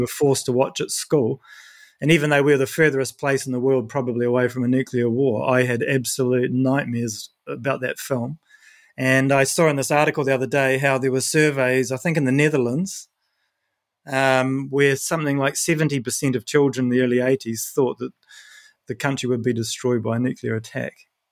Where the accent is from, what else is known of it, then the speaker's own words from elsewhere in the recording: New Zealand; moved away; I'm from New Zealand